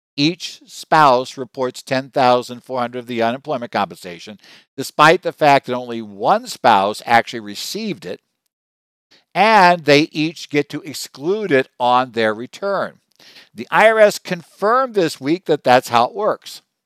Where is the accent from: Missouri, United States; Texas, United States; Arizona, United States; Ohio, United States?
Arizona, United States; my home state of Arizona